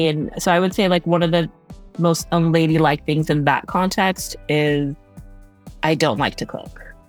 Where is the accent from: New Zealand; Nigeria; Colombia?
Nigeria; being a Nigerian woman and not liking to cook is like blasphemy.